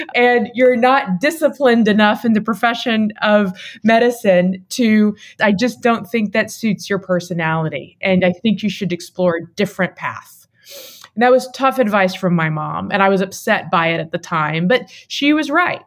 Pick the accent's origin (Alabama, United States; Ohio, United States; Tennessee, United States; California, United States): Tennessee, United States; Waverly; Southern woman who grew up in rural Tennessee